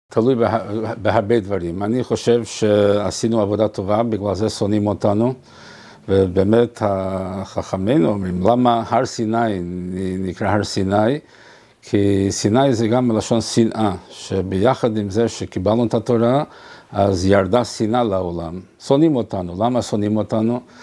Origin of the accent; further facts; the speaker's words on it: Montevideo, Uruguay; אני ממונטווידאו